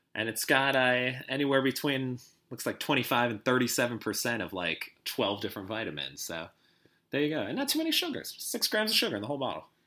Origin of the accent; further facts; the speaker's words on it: the Chicago suburbs, Illinois, United States; growing up in the Chicago suburbs, a lot of outdoor sort of malls